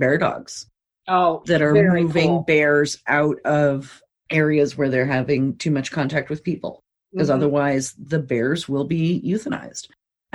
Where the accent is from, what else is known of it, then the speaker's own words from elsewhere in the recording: Roseburg, Oregon, United States; I grew up in Roseburg, Oregon